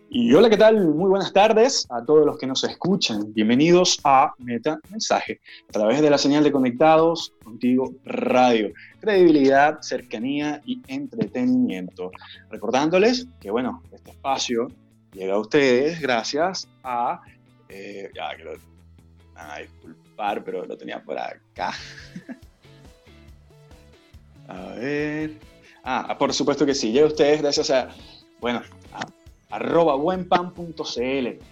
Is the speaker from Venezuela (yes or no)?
yes; Venezuela; now in Chile; yo, eh, que soy venezolano